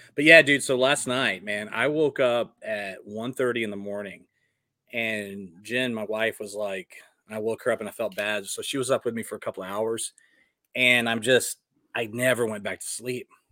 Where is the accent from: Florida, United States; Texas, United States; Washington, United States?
Texas, United States; Dallas; moved away; also born or lived in Westwood, New Jersey; my hometown of Dallas